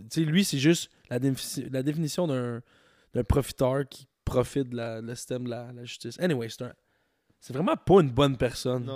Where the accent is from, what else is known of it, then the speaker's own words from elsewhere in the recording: Quebec, Canada; also born or lived in Ontario; Je viens du Québec, mais j'ai étudié en. J'ai étudié en anglais, j'ai étudié en Ontario